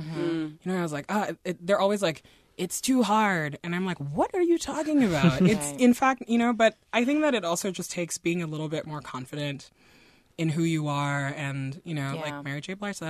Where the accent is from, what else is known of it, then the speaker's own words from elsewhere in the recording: Nigeria; also born or lived in Guinea / France; Like, I'm originally from Guinea in West Africa. We grew up in Nigeria and in France.